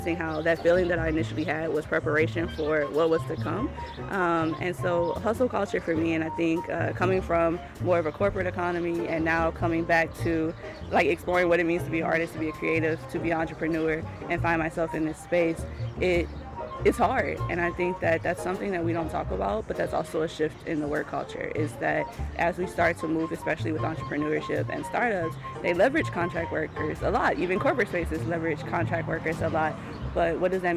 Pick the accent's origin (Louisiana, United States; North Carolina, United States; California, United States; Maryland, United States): Louisiana, United States; Baton Rouge; moved away as an adult; now in Maine, United States